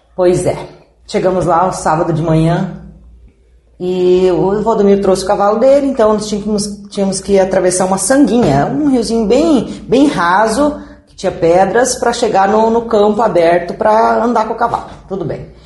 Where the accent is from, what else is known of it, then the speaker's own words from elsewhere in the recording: São Miguel do Iguaçu, Paraná, Brazil; moved away as an adult; also born or lived in Inácio Martins; Sou de São Miguel, nascida em, eh, a nascida e criada em Santa Cruz do Ocoí, que é uma comunidade ao lado de Santa Rosa